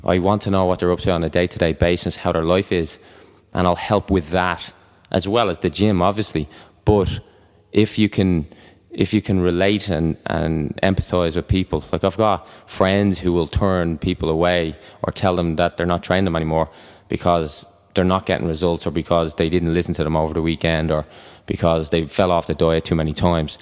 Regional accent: Ireland; I'm Irish

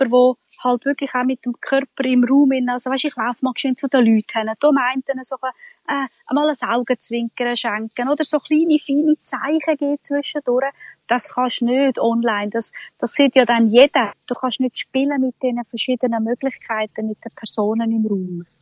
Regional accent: Switzerland; bei uns in der Schweiz

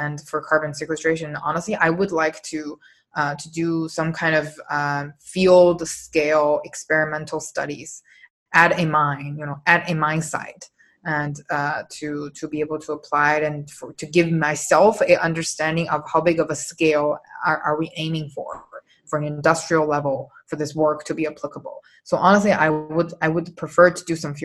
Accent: China; English is a second language; also born or lived in Toronto; now in Canada; I did my undergrad in Toronto, but me personally, I'm from China.

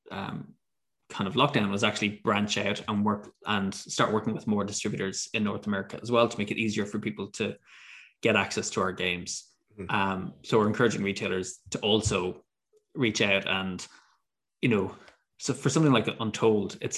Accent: Ireland; It, it's funny as an Irish person.

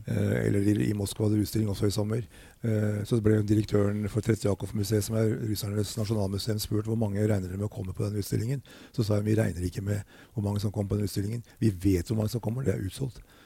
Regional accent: Norway; jeg kom fra Norge

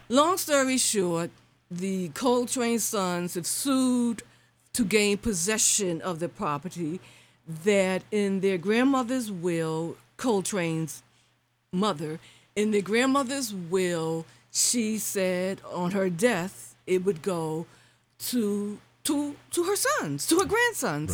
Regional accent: New York City, New York, United States; now in Philadelphia, United States; I grew up in Bedford Stuyvesant

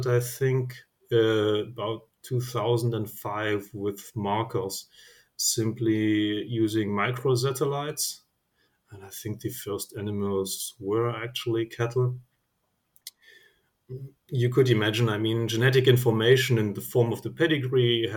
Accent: Germany; I'm from Germany

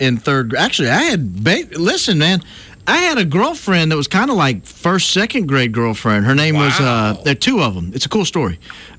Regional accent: Greenfield, Indiana, United States; moved away; I said, I'm from Greenfield.

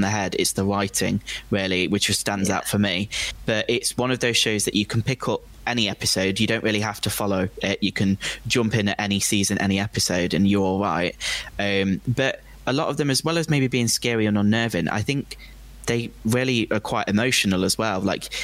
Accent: United Kingdom; I'm British as well

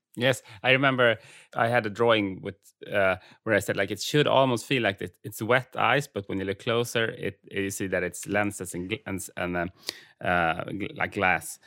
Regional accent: Färingsö, outside Stockholm, Stockholm County, Sweden; Färingsö actually, eh, and that's the island where I grew up outside of Stockholm

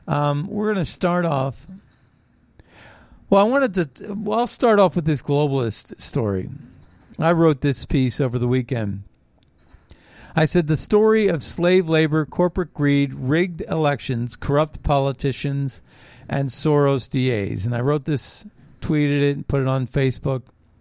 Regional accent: United States; Well, I'm not dark enough, maybe, because I'm Native American Indian.

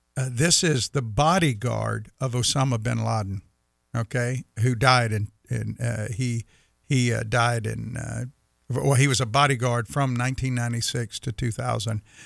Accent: United States; we as the American people who love God

